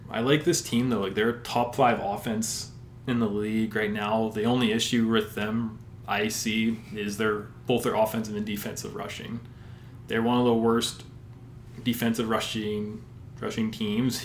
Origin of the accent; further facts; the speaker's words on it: Sherwood Park, Alberta, Canada; I am from Sherwood Park, Alberta, just about five minutes outside of Edmonton